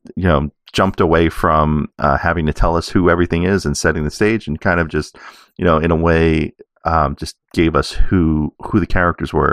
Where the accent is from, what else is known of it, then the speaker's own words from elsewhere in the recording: New York City, New York, United States; I grew up in New York City